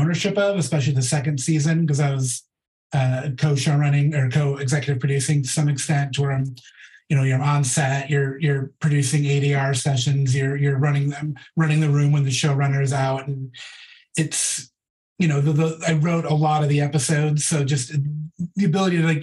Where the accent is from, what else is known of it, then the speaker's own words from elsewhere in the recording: Portland, United States; moved away as an adult; now in Los Angeles, United States; I'm from Portland originally